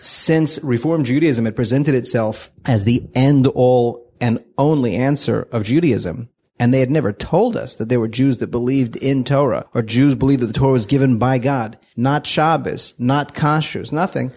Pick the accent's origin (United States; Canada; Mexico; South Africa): United States; Fort Worth, Texas; moved away as an adult; now in Israel; We're, we're from Fort Worth, Texas